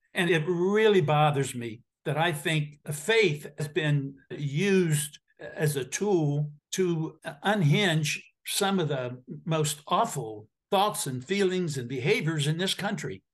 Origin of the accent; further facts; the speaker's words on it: Appalachian Ohio, United States; I grew up in Appalachia, Ohio